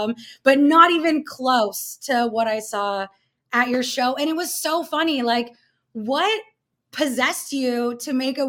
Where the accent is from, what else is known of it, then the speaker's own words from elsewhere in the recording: Toronto, Ontario, Canada; I am one of the rare born and raised Torontonians.